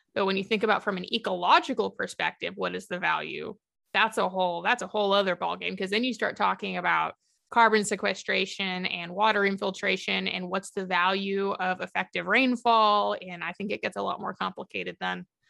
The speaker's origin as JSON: {"language": "English", "area": "Big Bend area", "region": "Deep West Texas", "country": "United States", "tie": "born or raised there", "also_born_or_lived": "southeastern New Mexico / Southern Oklahoma", "moved": "yes", "said": "I'm originally from Deep West Texas, so the Big Bend kind of area. Um, Fort Davis, Alpine, Balmarais, that kind of area, if anyone knows where that's at. Um, my dad's a, a Cal Caff Ranch manager, so I grew up on a ranch down there"}